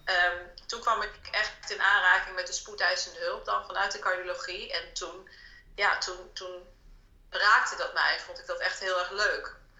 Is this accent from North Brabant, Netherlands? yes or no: no; Delfzijl, Groningen, Netherlands; ik ben opgegroeid in Delfzijl. Dat is een stad helemaal in het noorden van Groningen